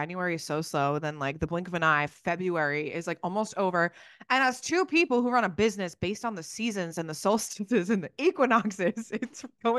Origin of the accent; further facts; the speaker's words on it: New Jersey, United States; I'm from Jersey